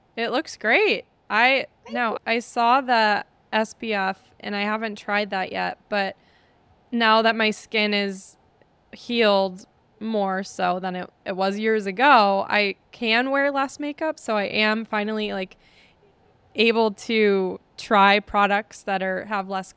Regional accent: Wisconsin, United States; I'm from Wisconsin. So I'm from an area where people are shy to ask for anything

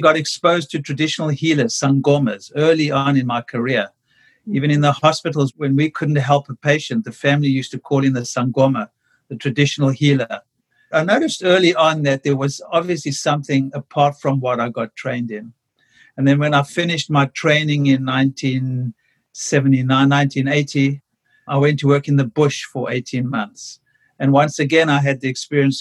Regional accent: South Africa; moved away as an adult; now in United States; I grew up in South Africa during apartheid.

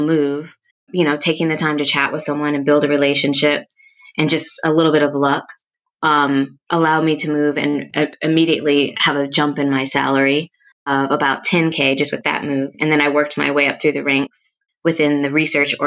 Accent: Minneapolis, Minnesota, United States; moved away as an adult; now in New York City, United States; I'm originally from the upper Midwest. I'm from Minneapolis

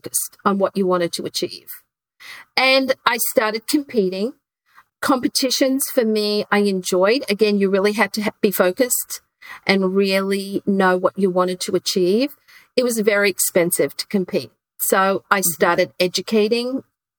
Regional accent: Queensland, Australia; moved away; I grew up in Queensland, Australia

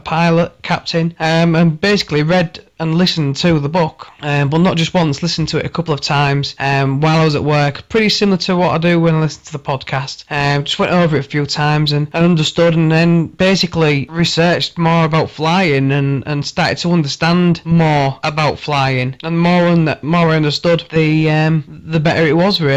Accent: Hull, Yorkshire and the Humber, United Kingdom; I'm from Hull

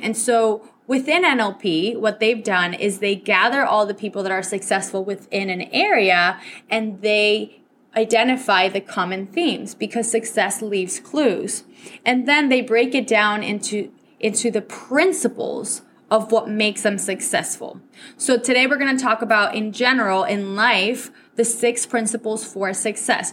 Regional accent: Venezuela; first language Spanish; English is a second language; also born or lived in New Hampshire, United States; Spanish is my first language. So my parents sent me from Venezuela all the way up to New Hampshire

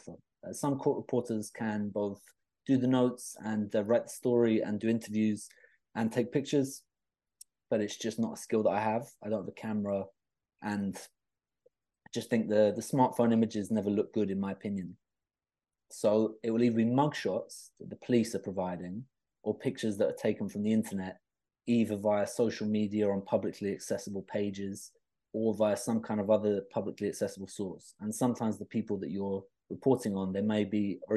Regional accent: London, United Kingdom; moved away as an adult; also born or lived in Reading; Originally, I was from London

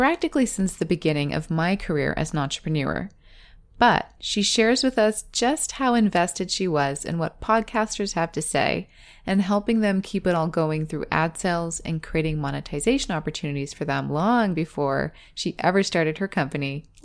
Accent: Riverside, California, United States; we're also both from Riverside, California.

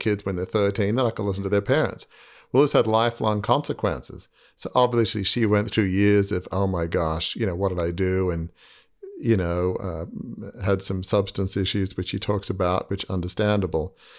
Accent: Australia; moved away; growing up in Australia in a big family media business

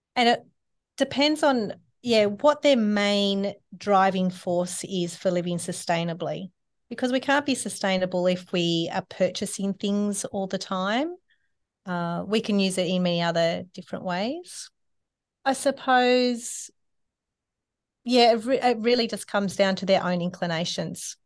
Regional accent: Sydney, New South Wales, Australia; my family, um, when I grew up in Sydney was not that way inclined

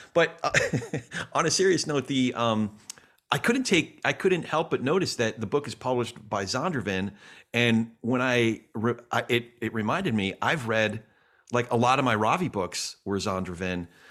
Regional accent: New York, United States; me being a New Yorker

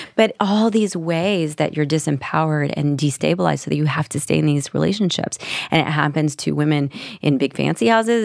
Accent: Nashville, Tennessee, United States; moved away; I was from Nashville, Tennessee

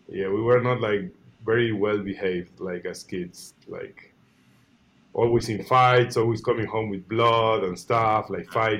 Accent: small city 45 minutes from Buenos Aires, Buenos Aires Province, Argentina; English is a second language; I was born in Buenos Aires, like the capital. But when I was 1 year and a half, I moved to small city, you know, like 100,000 inhabitants, but like 45 minutes away from the capital.

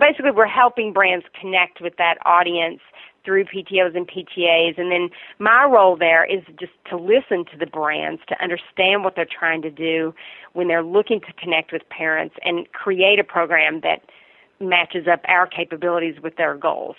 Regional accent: Virginia, United States; accent: Southern; I'm originally from Virginia

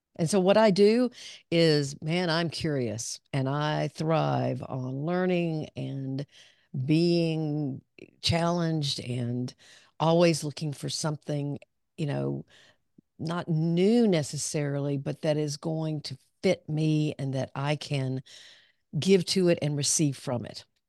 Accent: Pine Bluff, Arkansas, United States; moved away as an adult; also born or lived in Dallas; I grew up down in southern Arkansas

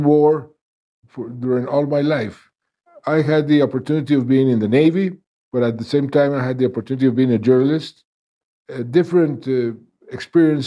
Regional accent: Colombia; I'm from Colombia.

